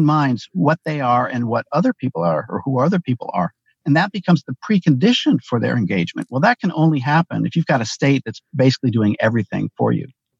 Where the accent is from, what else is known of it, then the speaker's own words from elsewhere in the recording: Ann Arbor, Michigan, United States; I grew up in Ann Arbor, Michigan, a member of the old left.